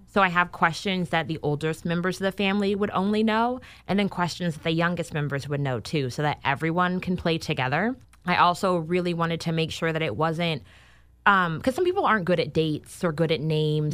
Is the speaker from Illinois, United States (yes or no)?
no; Sacramento, California, United States; moved away as an adult; also born or lived in Los Angeles / Chicago; I am actually originally born and raised in Sacramento